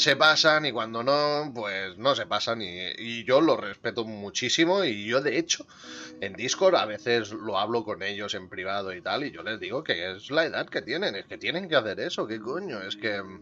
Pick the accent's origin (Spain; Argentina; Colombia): Spain; Catalonia; Yo soy de Cataluña